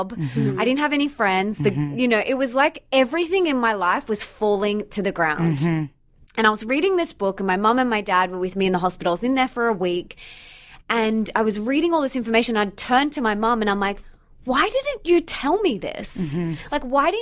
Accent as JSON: {"language": "English", "country": "Australia", "also_born_or_lived": "Bondi Beach, Sydney / Sunshine Coast", "said": "I'm from Australia"}